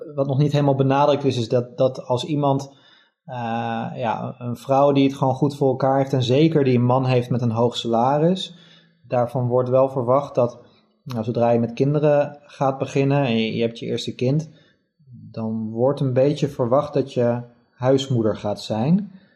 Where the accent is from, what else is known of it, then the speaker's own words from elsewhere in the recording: Netherlands; moved away as an adult; also born or lived in Germany; als Nederlander